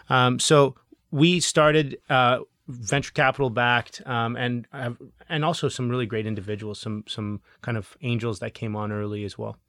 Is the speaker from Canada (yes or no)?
yes; Canada; as Canadian entrepreneurs